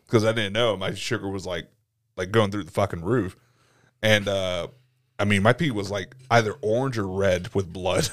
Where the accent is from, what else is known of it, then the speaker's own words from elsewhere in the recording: Atlanta, Georgia, United States; growing up in Atlanta